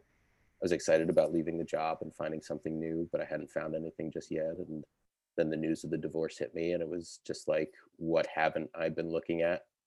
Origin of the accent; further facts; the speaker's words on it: Connecticut, United States; moved away; I grew up in Connecticut. I'm from New England